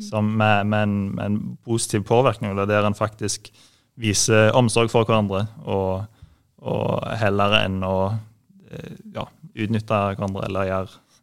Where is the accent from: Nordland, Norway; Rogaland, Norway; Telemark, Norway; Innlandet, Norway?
Rogaland, Norway; Jæren; moved away as an adult; now in Oslo, Norway; jeg kommer fra Vigerstua på Jæren. Veldig fine plass å vokse opp